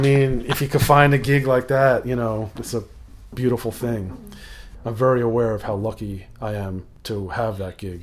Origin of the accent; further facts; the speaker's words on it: Rockland County, New York, United States; now in Yonkers, United States; I was born in New York City, but then grew up in the suburbs, about an hour north of the city, uh, in, um, Rockland County